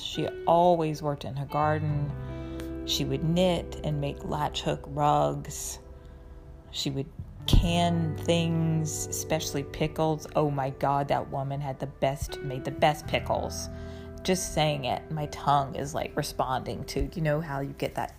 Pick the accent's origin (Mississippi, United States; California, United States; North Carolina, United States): North Carolina, United States; also born or lived in San Francisco / Manhattan; now in New York, United States; I grew up in North Carolina. I moved to San Francisco, where I lived for 10 years, and I've been in Manhattan for almost 11.